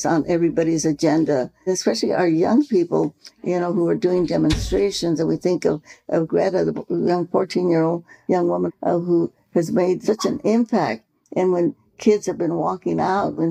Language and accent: English; Stockton, California, United States; I grew up in Stockton, California, which is also an agricultural area